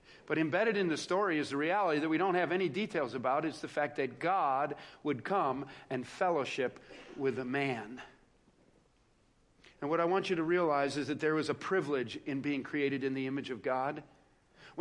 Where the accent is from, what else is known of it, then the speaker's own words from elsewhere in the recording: Joliet, Illinois, United States; I grew up outside of Joliet, Illinois, in South Chicago